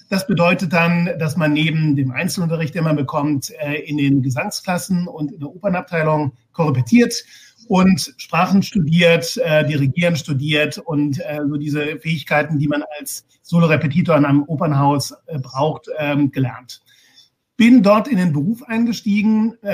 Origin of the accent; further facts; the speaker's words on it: Heidelberg, Baden-Württemberg, Germany; Ich bin in Heidelberg geboren und aufgewachsen und habe schon, naja, als 13-, 14-Jähriger ähm, sehr, sehr viel Klavier gespielt